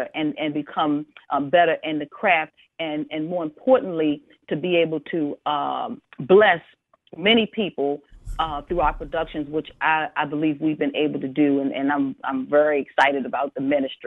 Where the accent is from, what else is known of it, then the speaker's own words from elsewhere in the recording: Baltimore, Maryland, United States; I grew up in the Forest Park section of Baltimore City